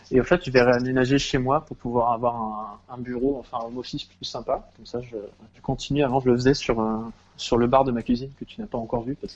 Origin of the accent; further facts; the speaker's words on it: Paris, Île-de-France, France; Alors, enfin, en tant que parisien, si tu veux faire du vélo, acheter un nouveau vélo, c'est peut-être pas une bonne idée